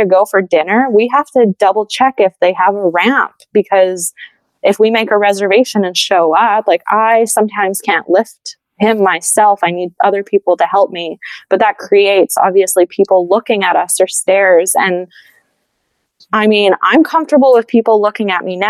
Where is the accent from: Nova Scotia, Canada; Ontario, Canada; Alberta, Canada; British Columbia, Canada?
Alberta, Canada; Edmonton; now in Montreal, Canada; I live in Montreal now, like, I'm from Edmonton originally